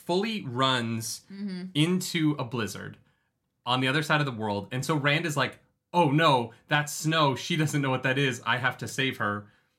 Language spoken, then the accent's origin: English; Canada; like we're Canadian.